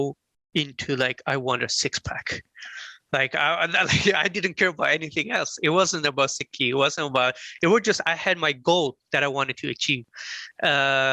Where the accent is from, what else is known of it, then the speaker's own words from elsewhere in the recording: Sweden; I had a easy time growing up in Sweden